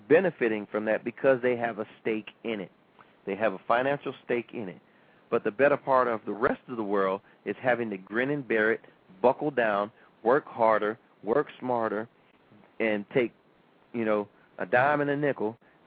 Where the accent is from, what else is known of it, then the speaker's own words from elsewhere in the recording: United States; I was born in America.